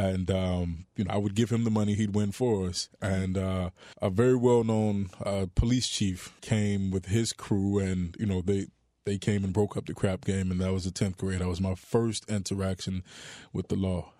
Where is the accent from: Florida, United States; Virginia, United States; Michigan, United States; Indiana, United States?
Florida, United States; Miami; Born and raised in Miami, Florida.